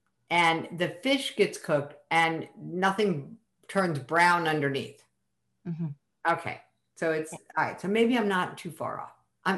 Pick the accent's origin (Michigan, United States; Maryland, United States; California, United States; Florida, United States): Maryland, United States; I'm from Maryland.